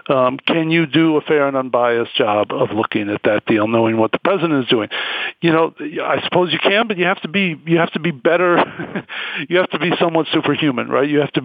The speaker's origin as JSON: {"language": "English", "town": "Schenectady", "region": "New York", "country": "United States", "tie": "born or raised there", "said": "I grew up in Schenectady, New York."}